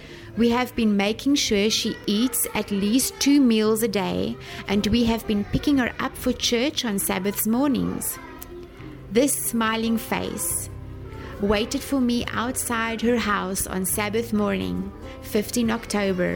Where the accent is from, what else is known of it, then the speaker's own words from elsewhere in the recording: South Africa; moved away as an adult; now in Sen Monorom, Cambodia; I am from South Africa, currently serving as a missionary at a school here in Senmonorem, Mondelkiri, Cambodia